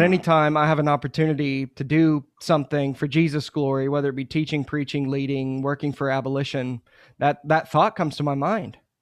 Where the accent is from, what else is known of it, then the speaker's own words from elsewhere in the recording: Muskogee, Oklahoma, United States; I'm from Muskogee, Oklahoma